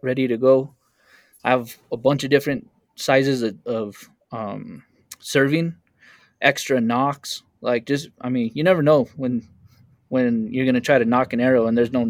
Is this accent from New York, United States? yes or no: no; Taos, New Mexico, United States; I'm in Taos, New Mexico, northern New Mexico. It's my hometown